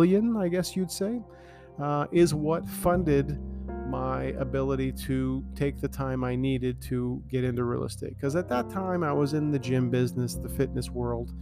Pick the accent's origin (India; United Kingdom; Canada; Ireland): Canada; Toronto, Ontario; I grew up in Scarborough